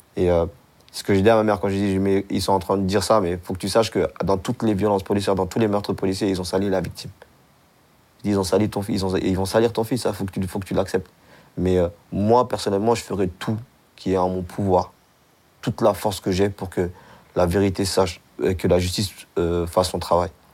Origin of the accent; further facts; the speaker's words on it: Mali; now in France; on est des Maliens, euh, on est des Soninkés.